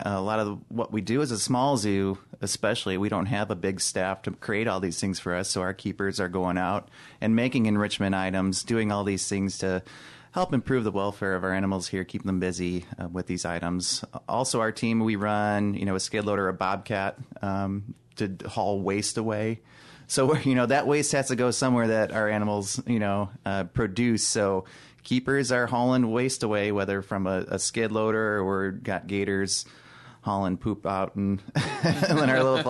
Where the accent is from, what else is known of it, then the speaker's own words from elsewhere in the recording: Chicago, Illinois, United States; moved away as an adult; now in Des Moines, United States; I'm from Chicago, born and raised